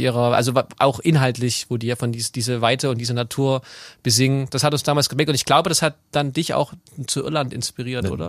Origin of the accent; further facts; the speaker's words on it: Chemnitz, Saxony, Germany; ich bin in Chemnitz aufgewachsen